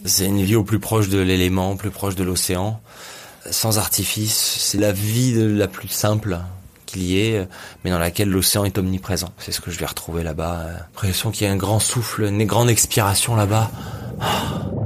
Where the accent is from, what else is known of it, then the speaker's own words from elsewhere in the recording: Nice, Provence-Alpes-Côte d'Azur, France; j'ai grandi à Nice, même si à la mer à côté, ça reste une ville